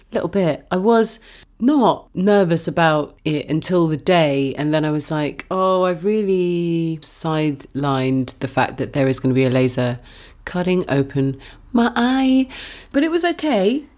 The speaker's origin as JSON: {"language": "English", "country": "United Kingdom", "tie": "born or raised there", "said": "as a woman growing up in Britain"}